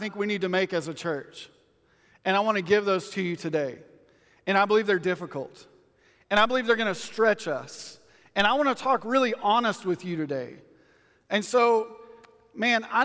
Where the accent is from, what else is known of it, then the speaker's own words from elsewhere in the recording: West Texas, United States; I grew up in West Texas my whole life.